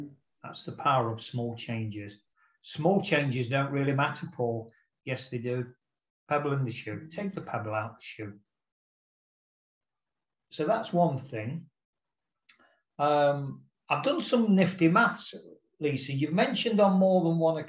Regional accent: England, United Kingdom; I'm not an Irishman, I'm an Englishman

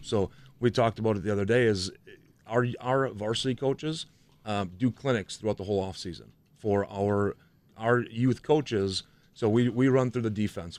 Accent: Franklin, United States; I grew up in Franklin

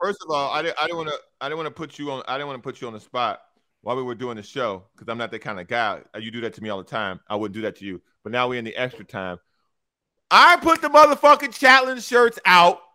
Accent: Chicago, Illinois, United States; moved away; I'm from Chicago

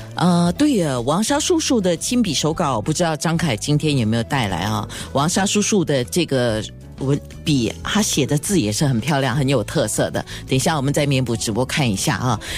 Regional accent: Singapore; 我们新加坡艺人要大海外去发展

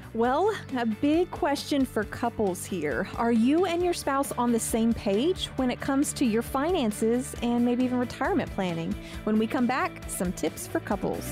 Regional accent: United States; We're American

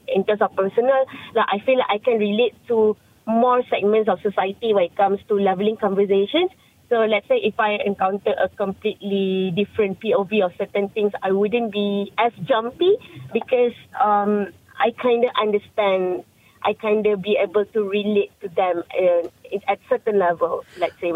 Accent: Malaysia; first language Malay; English is a second language; I was raised up in a stereotypical right-wing B40 Malay family.

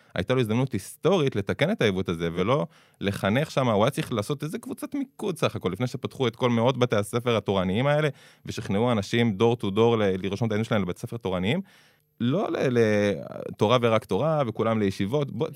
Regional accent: Jerusalem, Jerusalem District, Israel; also born or lived in Beitar Illit; אני גדלתי בשכונה חילונית בירושלים

